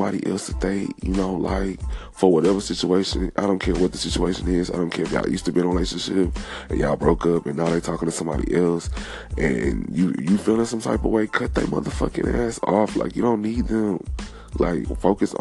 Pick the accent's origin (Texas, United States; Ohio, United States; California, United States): Texas, United States; also born or lived in Beaumont, Texas / Houston, Texas; I'm from Texas. Beaumont stand up, H-Town stand up.